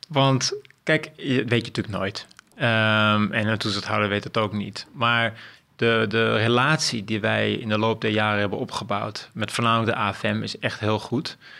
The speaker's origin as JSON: {"language": "Dutch", "town": "Amstelveen", "region": "North Holland", "country": "Netherlands", "tie": "born or raised there", "said": "ik ben opgegroeid over in Amstelveen"}